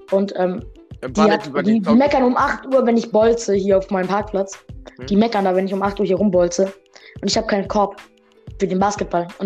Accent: Russia; now in Germany; klar, ich bin ja in einem armen Land aufgewachsen. Ich komme ja aus Russland

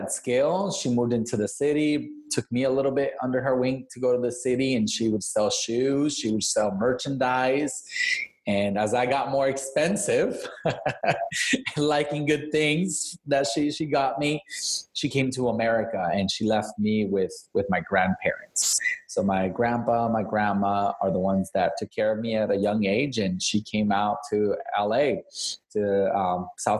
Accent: Badiraguato, Sinaloa, Mexico; I was born in Mexico, in Sinaloa, in a small little ranch called El Sitio del Medio, Badiraguato.

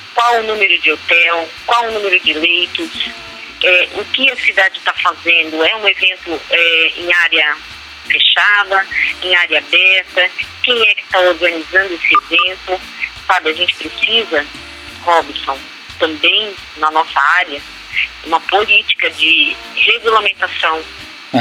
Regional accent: Brazil; nós, como bons brasileiros

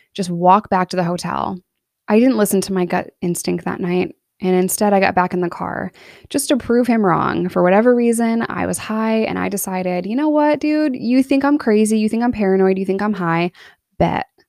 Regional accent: New York, United States; now in Arkansas, United States; I'm in Arkansas here, but I was born and raised in New York

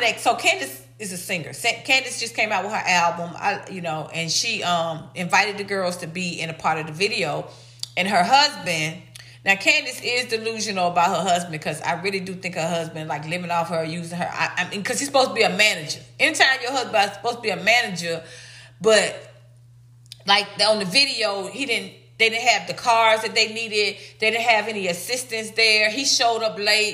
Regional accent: Atlanta, Georgia, United States; I'm from Atlanta. I'm an ATLian

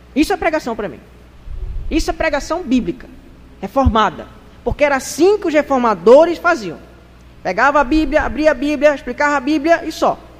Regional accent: Brazil; Nós somos brasileiros.

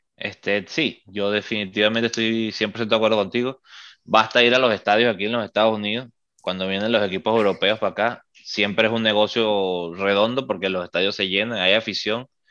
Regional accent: Venezuela; now in United States

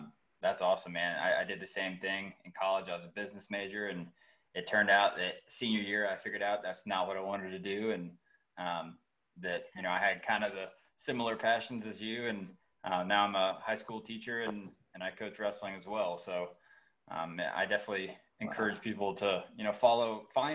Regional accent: Georgia, United States; moved away as an adult; now in North Carolina, United States; I grew up in Georgia, and I got married right after college and moved up here with my wife

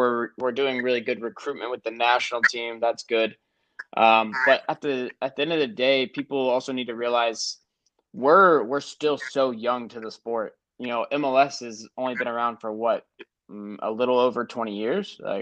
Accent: United States; moved away as an adult; now in Germany; as an American.

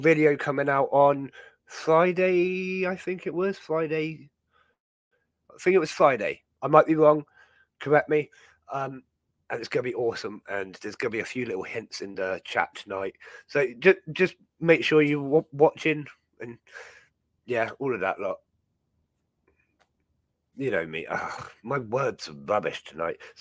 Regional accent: Dartmoor, South West England, United Kingdom; growing up on Dartmoor

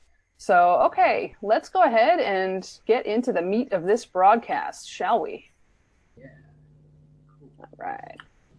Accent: New Jersey, United States; I'm from New Jersey

